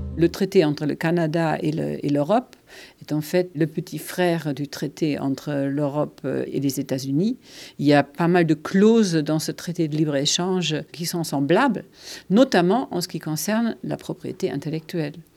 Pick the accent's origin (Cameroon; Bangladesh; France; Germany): Germany; French is a second language; moved away; je suis allemande